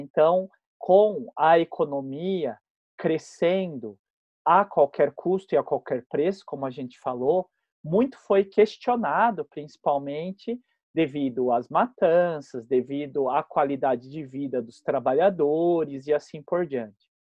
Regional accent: Botucatu, São Paulo, Brazil; moved away as an adult; now in São Paulo, Brazil; eu sou do interior, né? Eu sou de Botucatu. E lá em Botucatu a gente tinha uma vida muito livre

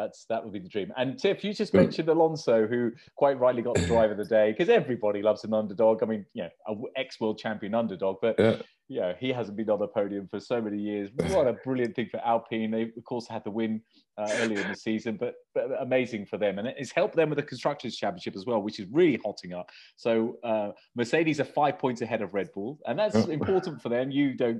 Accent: United Kingdom; No, we're British.

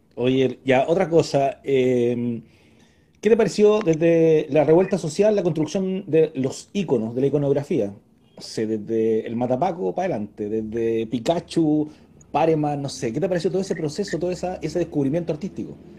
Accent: Puente Alto, Santiago Metropolitan Region, Chile; yo soy de Puente Alto, conozco la Melina, conozco Bajo de Mena.

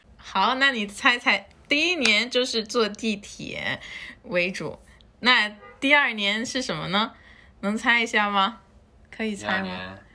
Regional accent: New York, United States; Chinese is a second language; moved away as an adult; now in Beijing, China; 因为我们纽约人无论车是多么拥挤，每个人都会保持一定的距离。

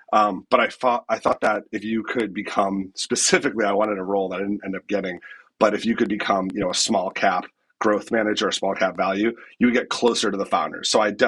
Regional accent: Massachusetts, United States; I grew up outside of Boston

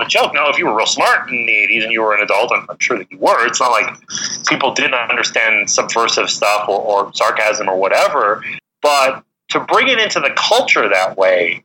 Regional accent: Canada; I'm Canadian

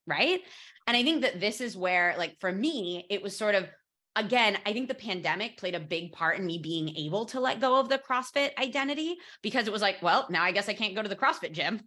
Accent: United States; moved away as an adult; now in Barcelona, Spain; as an American moving to Spain

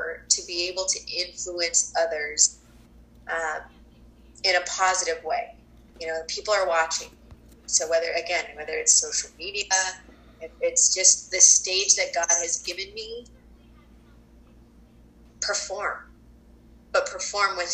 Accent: Colorado, United States; moved away; I was born and raised in Colorado

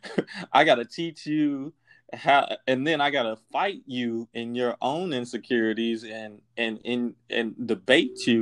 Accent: Kansas City, United States; I'm from Kansas City

